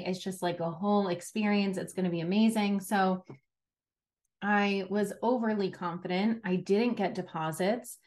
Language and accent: English; New York, United States; I come from New York, where we had to take Regents exams in high school